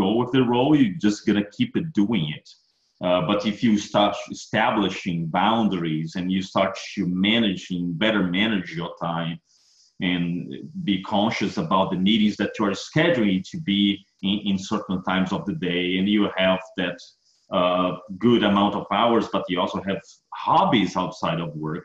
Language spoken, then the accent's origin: English; Brazil; moved away as an adult; now in Texas, United States; I'm originally from Brazil, and I study ISO 2000, ISO Server 2000 book written by Tom when I was in Brazil